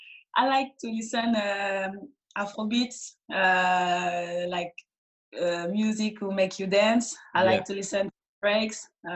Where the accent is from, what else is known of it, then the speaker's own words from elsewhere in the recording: Mali; So I come from Mali. My both parents are from Mali. So for me, it's like I don't forget my roots